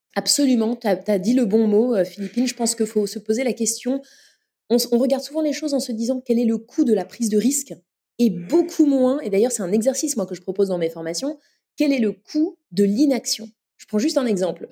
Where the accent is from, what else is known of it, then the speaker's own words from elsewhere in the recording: Paris, Île-de-France, France; also born or lived in São Paulo / New York / Lille; je suis née à Paris